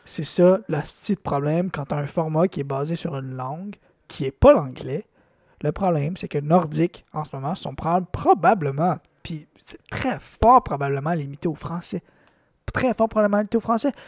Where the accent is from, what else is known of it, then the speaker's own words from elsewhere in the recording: Quebec, Canada; Moi, en tant que Québécois